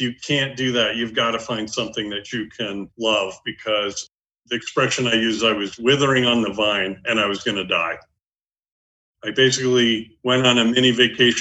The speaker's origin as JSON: {"language": "English", "region": "New England", "country": "United States", "also_born_or_lived": "New York metro area", "moved": "yes", "lives_now": "Cape Cod, United States", "said": "I am originally from New England"}